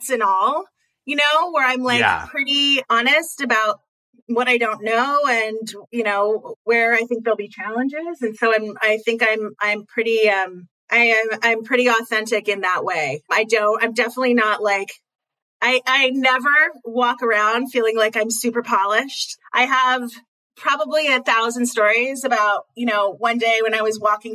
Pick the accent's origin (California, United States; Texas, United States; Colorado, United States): California, United States; Pasadena; I'm from Pasadena.